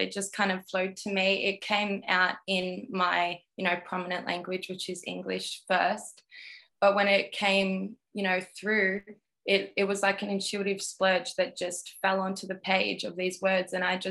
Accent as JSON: {"language": "English", "town": "Melbourne", "region": "Victoria", "country": "Australia", "tie": "born or raised there", "said": "We've got really tight Croatian roots. However, I was born and raised in Melbourne, but I've always been connected with my Croatian roots."}